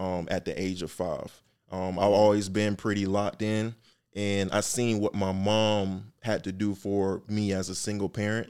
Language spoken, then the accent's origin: English; Atlanta, Georgia, United States; born or raised there; also born or lived in Miami, Florida